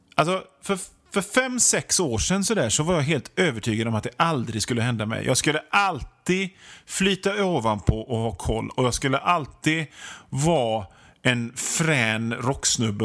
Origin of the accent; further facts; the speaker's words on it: Hönö, Västra Götaland, Sweden; now in Gothenburg, Sweden; hemma på Hönö där jag är uppväxt